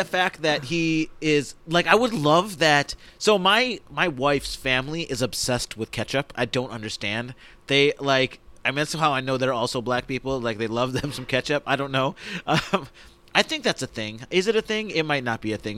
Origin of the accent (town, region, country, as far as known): Rochester, New York, United States; born or raised there